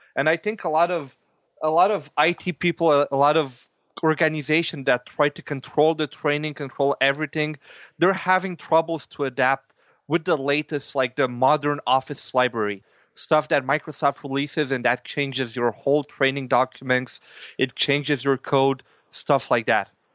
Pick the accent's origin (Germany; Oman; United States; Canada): Canada; I'm from Canada as well.